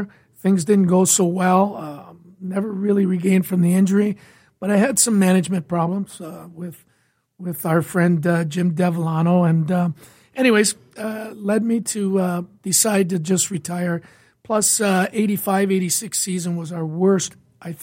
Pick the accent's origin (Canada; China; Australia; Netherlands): Canada; Windsor, Ontario; moved away as an adult; now in Detroit, United States; I'm originally from Windsor, Ontario